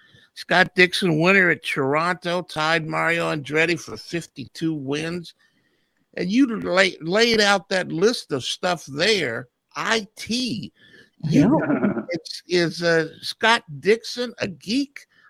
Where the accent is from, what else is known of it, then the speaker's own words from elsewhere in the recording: New Zealand; Growing up in New Zealand, there was the Millen brothers were huge at the time.